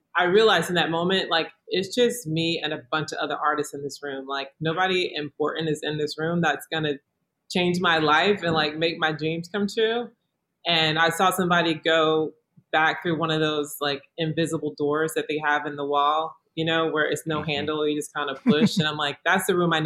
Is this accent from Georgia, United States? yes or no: yes; Columbus, Georgia, United States; moved away as an adult; also born or lived in Atlanta, Georgia / Baltimore, Maryland; now in New York, United States; I was in Georgia, where I was born, in Atlanta, where I went to college, and was born in Columbus, Georgia